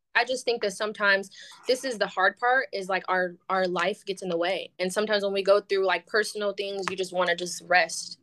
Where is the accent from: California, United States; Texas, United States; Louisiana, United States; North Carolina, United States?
California, United States; Bay Area; moved away as an adult; now in Atlanta, United States; born and raised in the Bay Area. I now live in Atlanta